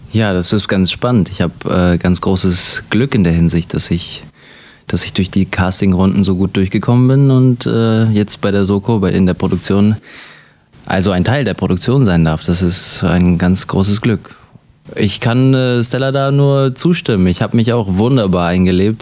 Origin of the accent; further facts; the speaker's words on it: Hanover, Lower Saxony, Germany; ich bin in Deutschland geboren, äh, wie Sie gesagt haben, und habe mein ganzes Leben in Deutschland verbracht